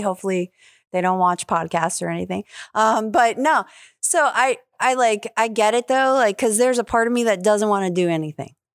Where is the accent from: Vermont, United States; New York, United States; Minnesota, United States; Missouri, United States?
New York, United States; also born or lived in California; now in Jacksonville, United States; I'm from New York.